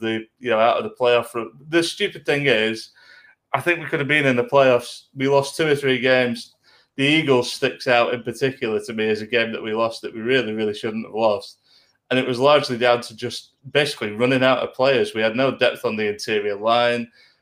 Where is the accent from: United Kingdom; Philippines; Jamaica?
United Kingdom; Lancashire, North West England; I'm from Lancashire